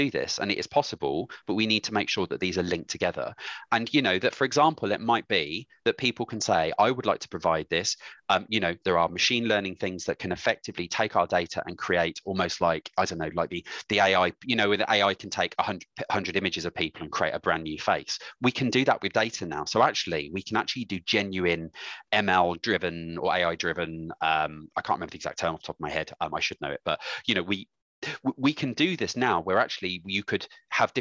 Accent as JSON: {"language": "English", "town": "Bromsgrove", "region": "West Midlands", "country": "United Kingdom", "said": "I'm from Bromsgrove"}